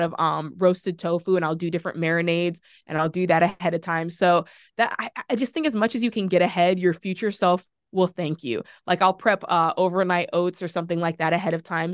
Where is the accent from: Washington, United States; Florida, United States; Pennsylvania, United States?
Florida, United States; That's my home state